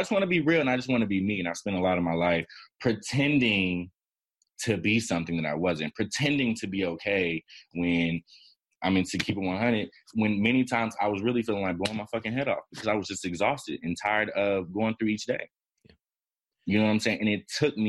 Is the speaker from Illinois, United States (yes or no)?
yes; Chicago, Illinois, United States; also born or lived in Miami, Florida